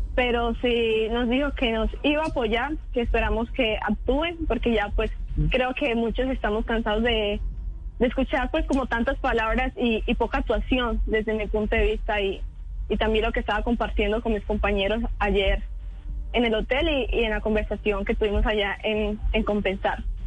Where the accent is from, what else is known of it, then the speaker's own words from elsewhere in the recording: San Rafael, Antioquia, Colombia; now in Montería, Colombia; Soy de San Rafael, Antioquia, cerca de Guatapé, pero vivo aquí en Montería ya hace nueve años.